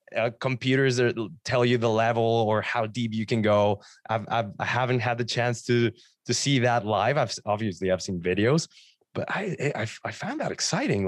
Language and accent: English; Mexico; now in Ontario, Canada; I'm from Mexico, so my first clients were in Mexico